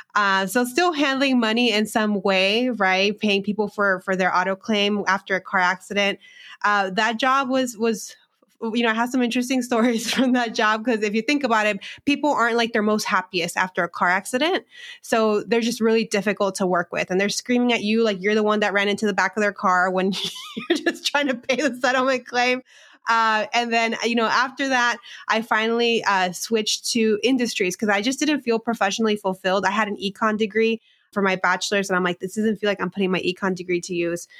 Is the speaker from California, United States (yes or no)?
yes; Southern California, United States; moved away as an adult; also born or lived in Phoenix; now in Chicago, United States; I grew up in a small agricultural border town in California, in Southern California